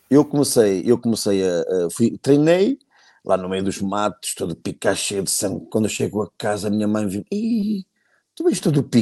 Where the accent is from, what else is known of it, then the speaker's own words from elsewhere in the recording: Fermentões, Norte, Portugal; Sou de Fermentões.